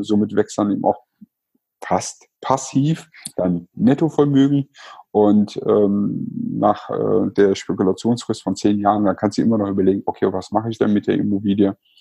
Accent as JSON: {"language": "German", "town": "Cologne", "region": "North Rhine-Westphalia", "country": "Germany", "said": "war ich wirklich kurz davor, als Kölner nach Düsseldorf zu ziehen"}